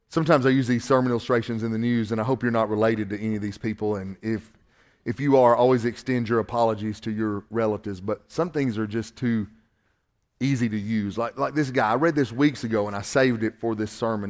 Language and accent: English; Northwest Georgia, United States; accent: Southern